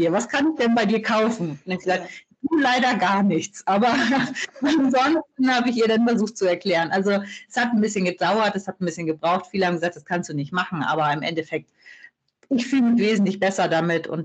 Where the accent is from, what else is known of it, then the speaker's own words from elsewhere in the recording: Kiel, Schleswig-Holstein, Germany; Ich bin ein echtes Nordlicht. Also ich bin in Kiel äh, geboren und habe den Norden als Wohnort tatsächlich noch nie verlassen